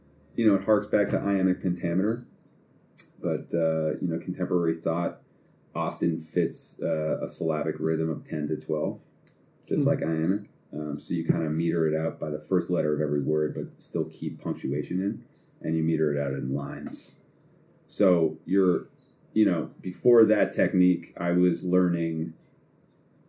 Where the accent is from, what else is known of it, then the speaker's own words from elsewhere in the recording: Boston, Massachusetts, United States; I'm fucking from here